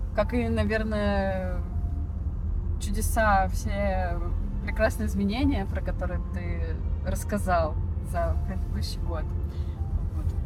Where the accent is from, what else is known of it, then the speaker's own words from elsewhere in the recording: Siberia, Russia; now in Saint Petersburg, Russia; Как сибиряк